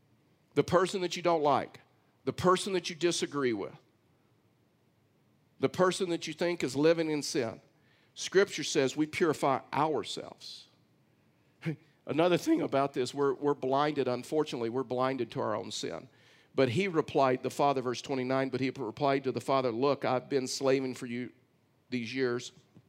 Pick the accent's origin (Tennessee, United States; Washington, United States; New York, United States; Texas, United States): Texas, United States; I've hunted and fished a lot of that area when I was raised in Texas.